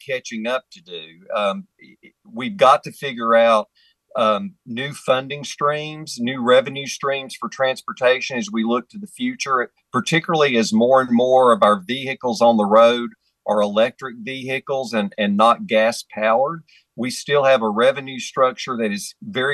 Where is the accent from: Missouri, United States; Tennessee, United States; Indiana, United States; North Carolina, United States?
North Carolina, United States; Alleghany County; moved away; when I travel back home to Allegheny County